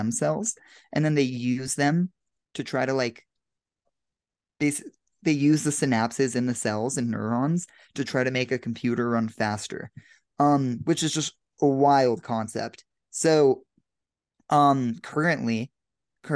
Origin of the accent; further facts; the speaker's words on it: Denver, Colorado, United States; now in Los Angeles, United States; I'm here in Denver, Colorado, back in my hometown for the weekend.